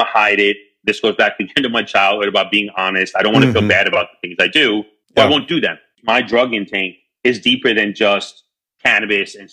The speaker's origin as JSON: {"language": "English", "town": "New York City", "region": "New York", "country": "United States", "tie": "born or raised there", "moved": "as an adult", "lives_now": "Amsterdam, Netherlands", "said": "growing up in New York in the 90s"}